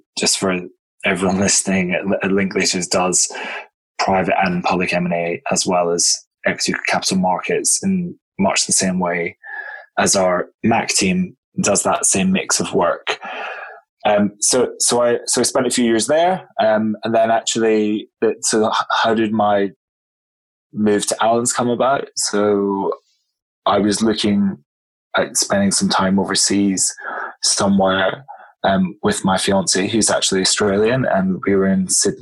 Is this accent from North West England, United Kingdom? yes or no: no; Scotland, United Kingdom; moved away as an adult; also born or lived in London; I'm, as you may have guessed, I'm from Scotland originally